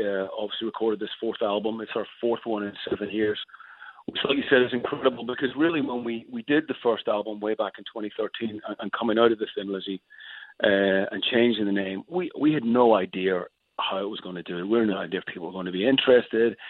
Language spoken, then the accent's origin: English; Northern Ireland, United Kingdom; now in Los Angeles, United States; as a kid growing up in Northern Ireland